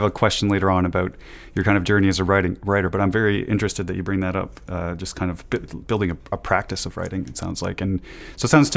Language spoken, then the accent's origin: English; Canada; born and raised in Canada like myself